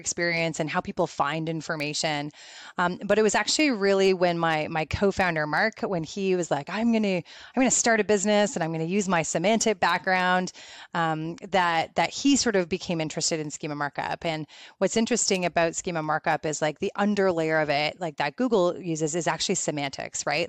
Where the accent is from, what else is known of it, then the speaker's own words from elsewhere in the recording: Canada; also born or lived in Guelph, Ontario; I'm Canadian